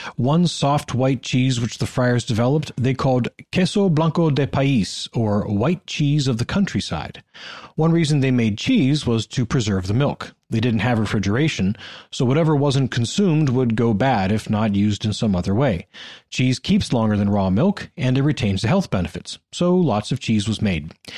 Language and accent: English; Northeast Ohio, United States; I grew up with in Northeast Ohio